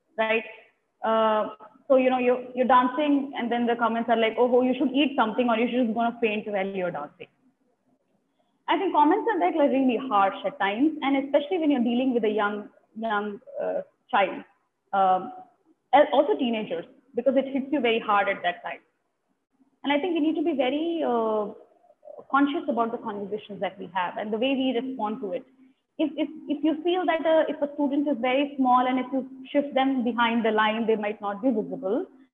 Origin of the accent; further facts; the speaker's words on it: Delhi, India; I have lived in Delhi for all my life